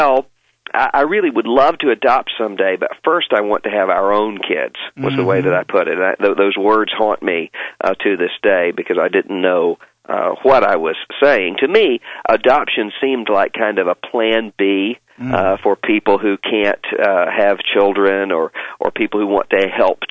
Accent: Biloxi, Mississippi, United States; moved away as an adult; now in Louisville, United States; I grew up in Biloxi, Mississippi, right outside of New Orleans.

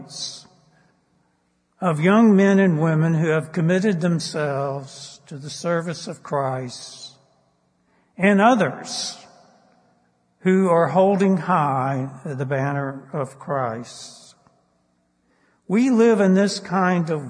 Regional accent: United States; as a teenager, when I traveled in Europe, in the Middle East, as an American

